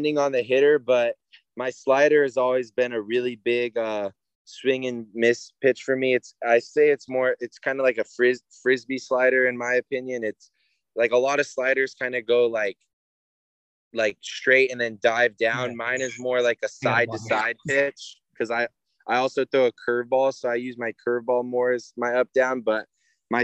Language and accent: English; Oceanside, California, United States; I grew up in Oceanside, hour and a half away